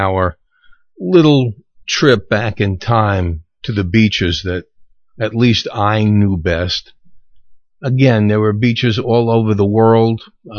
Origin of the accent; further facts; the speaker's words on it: New York City, New York, United States; accent: Brooklyn; now in Florida, United States; growing up in New York around a beach